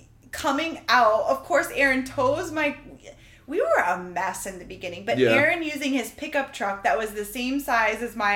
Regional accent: Florida, United States; But can we remind you, we're from Florida. Like, yeah. This was all new to us. I had never driven in snow in my entire life.

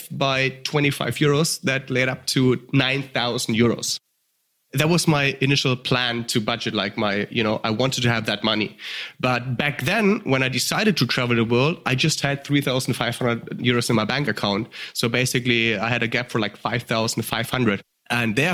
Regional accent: Germany; accent: German; English is a second language; The audience might hear the accents. I'm from Germany

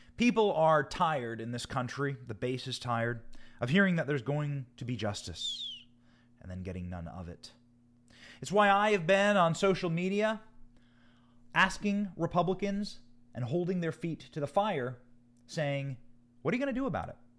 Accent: Iowa, United States; moved away as an adult; also born or lived in Washington, D.C.; now in Tampa, United States; I was raised in Iowa, I was raised in the Midwest.

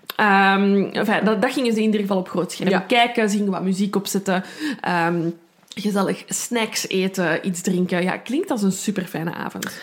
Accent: Brussels, Brussels-Capital Region, Belgium; ik ben van Brussel, ik kan er niet aan doen. Soms komt er iets Frans uit.

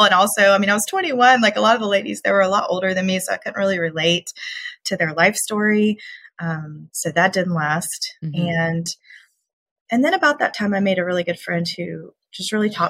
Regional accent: Georgia, United States; also born or lived in California; I'm from Georgia

